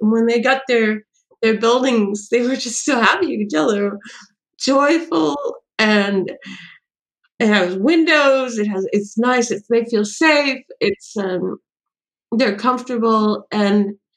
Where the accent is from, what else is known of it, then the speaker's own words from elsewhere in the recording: California, United States; now in New York City, United States; I grew up in California